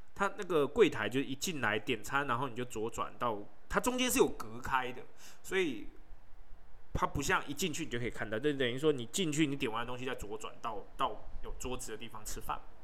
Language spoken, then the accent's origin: Chinese; Taipei, Taiwan; 我自己在台北，我是台北人